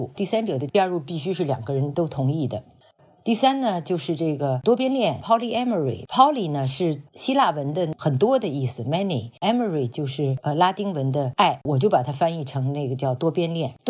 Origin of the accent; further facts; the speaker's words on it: Beijing, China; moved away as an adult; also born or lived in Shaan-Gan-Ning Border Region / United Kingdom / Berkeley, United States; now in Hawaii, United States; 我是解放前夕在陕甘宁边区出生，在驴背上驮着到北京。呃，七岁以前都是在全托的幼儿园，